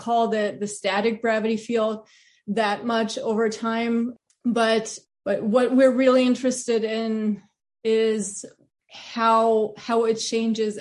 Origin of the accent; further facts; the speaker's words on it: Germany; moved away as an adult; also born or lived in Pasadena, California; I grew up in Germany.